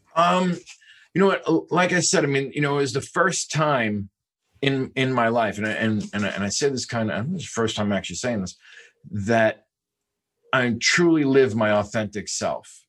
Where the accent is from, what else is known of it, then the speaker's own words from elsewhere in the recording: New York, United States; also born or lived in South Bay, California; now in California, United States; I am not from California. I'm actually from New York. Uh, and every kid grows up in New York dreaming of one thing